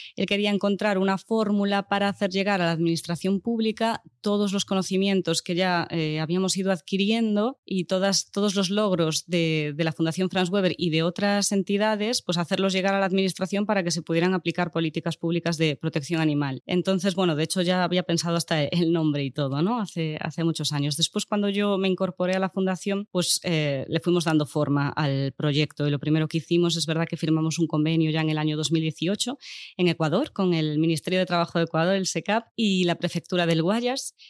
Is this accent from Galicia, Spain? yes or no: yes; Lugo, Galicia, Spain; now in Barcelona, Spain; yo soy de Lugo